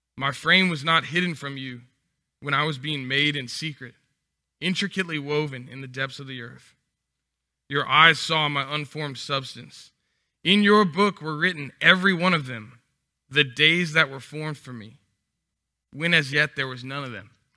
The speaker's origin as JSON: {"language": "English", "region": "Texas", "country": "United States", "moved": "as an adult", "lives_now": "Louisiana, United States", "said": "I'm from Texas, so every year we would come visit our relatives"}